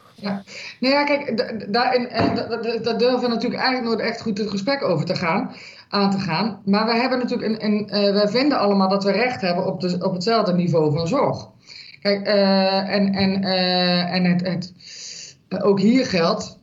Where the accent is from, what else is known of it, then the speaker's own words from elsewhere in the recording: Limburg, Netherlands; moved away; ik kom oorspronkelijk uit Limburg.